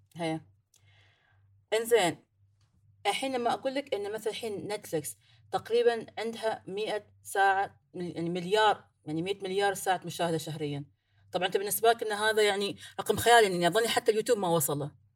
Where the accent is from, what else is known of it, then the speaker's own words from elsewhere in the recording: Ras Al Khaimah, United Arab Emirates; أنا من راس الخيمة عندنا هنا في الإمارات، من راس الخيمة